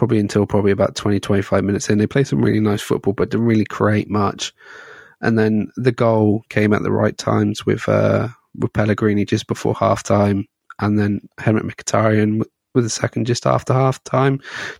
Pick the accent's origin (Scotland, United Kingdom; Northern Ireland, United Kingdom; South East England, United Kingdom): Scotland, United Kingdom; As a Scotsman, we've got Israel and Faroe Islands, so that should be quite fun.